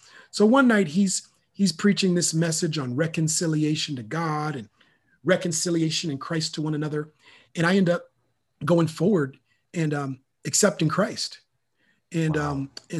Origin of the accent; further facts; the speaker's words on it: Minneapolis, Minnesota, United States; now in Sacramento, United States; I'm originally from Minneapolis, Minnesota. Okay. And so grew up in the frozen tundra.